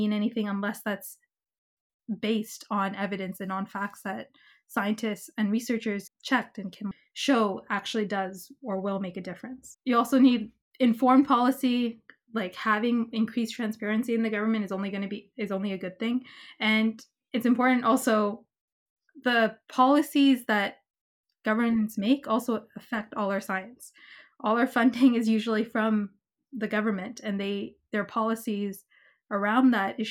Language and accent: English; Canada; as a Canadian citizen